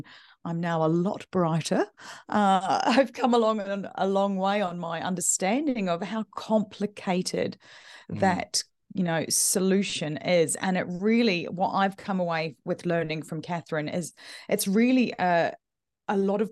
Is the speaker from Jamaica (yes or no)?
no; New Zealand; now in United Kingdom; I'm originally from New Zealand